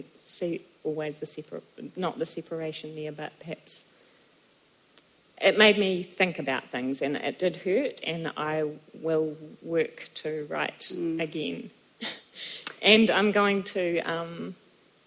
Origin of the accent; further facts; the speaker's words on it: New Zealand; also born or lived in Germany; I was far from Aotearoa and I missed home